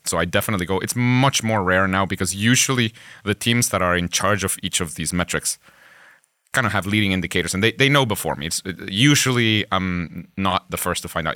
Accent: Guatemala; first language Spanish; English is a second language; moved away as an adult; now in Pittsburgh, United States; I myself am from Guatemala.

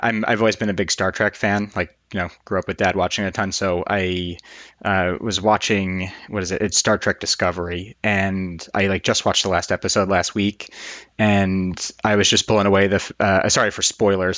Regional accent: New York, United States; moved away as an adult; now in Boston, United States; despite being in Boston and doing all my training in Boston, I grew up in New York

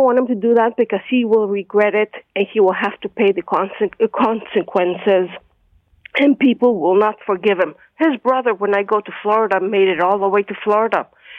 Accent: Canada; also born or lived in Bronx, New York; now in Toronto, Canada; I lived in the Bronx for 10 years in New York. Mm-hmm. I'm a Canadian.

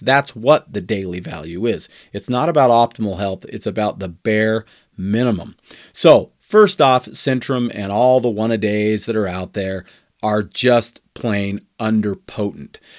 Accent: United States

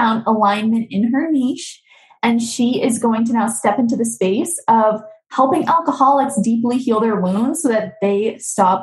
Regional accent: Boston, Massachusetts, United States; I'm from Boston, so I say a little weird.

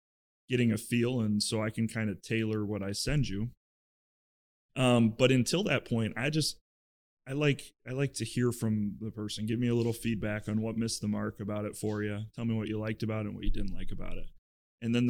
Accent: Iowa, United States; moved away as an adult; now in Chicago, United States; I grew up in Iowa

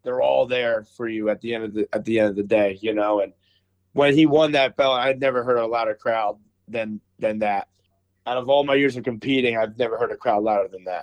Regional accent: Philadelphia, Pennsylvania, United States; moved away as an adult; now in Cleveland, United States; I grew up in Philly, like around Philly, Philadelphia

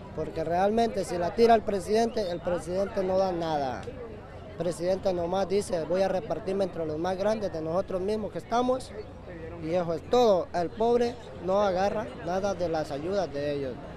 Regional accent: Ocotepeque, Honduras; moved away as an adult; Yo soy de Honduras, de, de el departamento de Ocotepec.

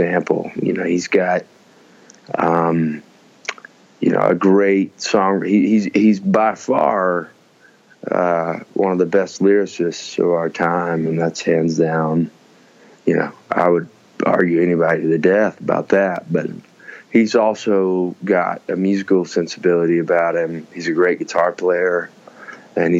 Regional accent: Birmingham, Alabama, United States; growing up in Birmingham and being an Alabamian

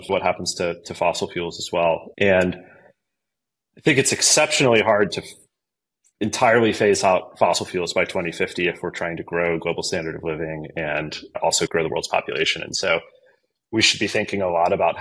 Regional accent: Virginia Beach, Virginia, United States; I grew up in Virginia Beach, Norfolk, Virginia, that area, Hampton Roads, as people call it.

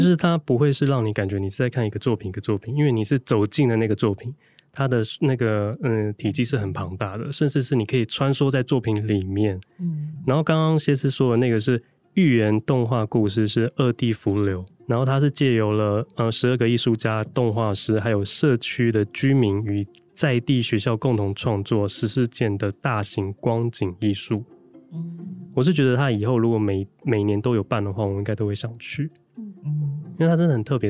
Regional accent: Taipei, Taiwan; 我对于我的出生地其实也并不了解

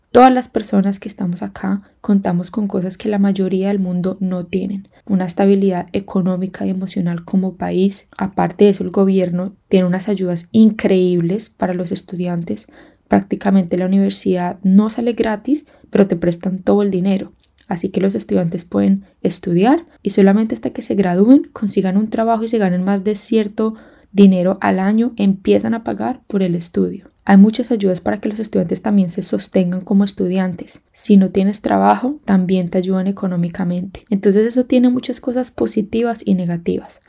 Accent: Colombia; moved away as an adult; also born or lived in Kenya / Hong Kong; now in Australia; Colombia, hablé de cómo me vine, por qué me vine y les decía que yo hablaba spanglish

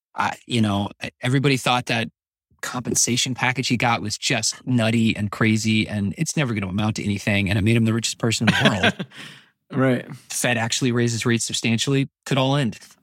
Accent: United States; speaking as an American

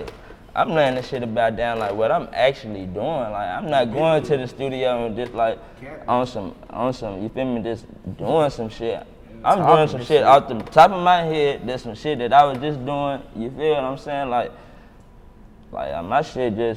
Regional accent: Murfreesboro, Tennessee, United States; I'm from Murphy, bro

